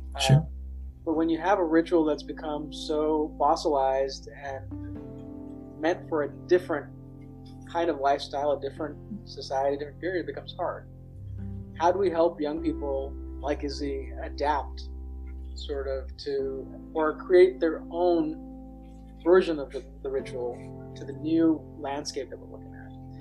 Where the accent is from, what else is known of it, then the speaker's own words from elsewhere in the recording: Southern California, United States; growing up in Southern California